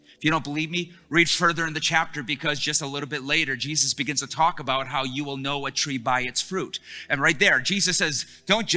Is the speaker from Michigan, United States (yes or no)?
yes; Detroit, Michigan, United States; I'm from Detroit